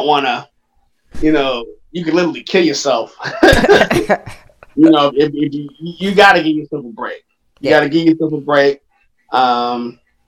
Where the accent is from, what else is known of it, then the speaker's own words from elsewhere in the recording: Cleveland, Ohio, United States; we're from Cleveland